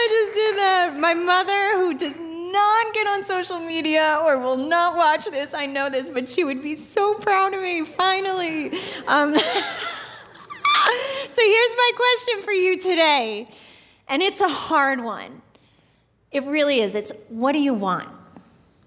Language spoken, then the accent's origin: English; Long Island, New York, United States; moved away; I grew up in New York, like 20 minutes right outside of New York City, and as a little girl growing up on Long Island